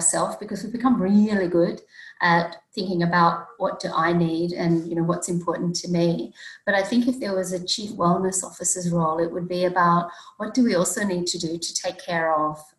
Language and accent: English; Sydney, New South Wales, Australia; also born or lived in Brisbane; I grew up in Sydney. I've lived all my life in Sydney